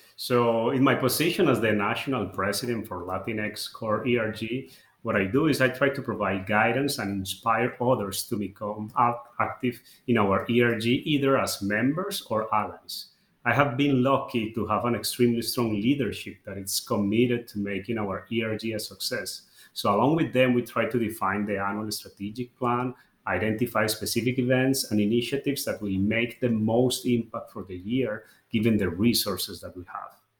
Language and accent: English; Colombia; moved away; I'm originally from Colombia